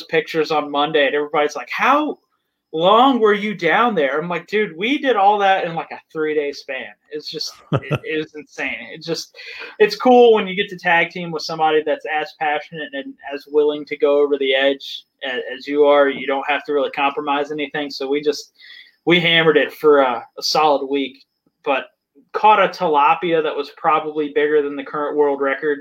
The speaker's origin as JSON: {"language": "English", "region": "Virginia", "country": "United States", "said": "I'm working on the same type of thing in my home state of Virginia."}